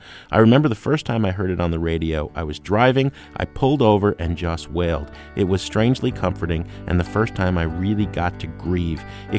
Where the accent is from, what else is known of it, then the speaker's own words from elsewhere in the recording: New Jersey, United States; I mean, I grew up in New Jersey. I had a lot of friends who were gay